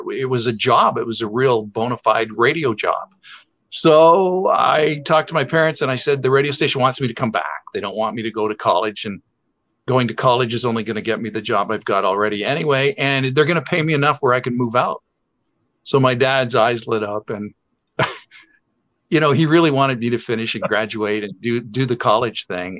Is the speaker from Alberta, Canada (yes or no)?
no; Sarnia, Ontario, Canada; moved away as an adult; also born or lived in Florida / Windsor, Ontario / Detroit; I grew up in Sarnia